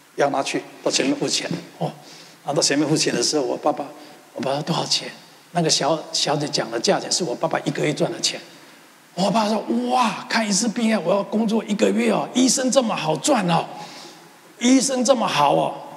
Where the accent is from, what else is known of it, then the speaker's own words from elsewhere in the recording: Taiwan; moved away; 从小我出生在一个贫穷的环境，我们家世世代代都是务农的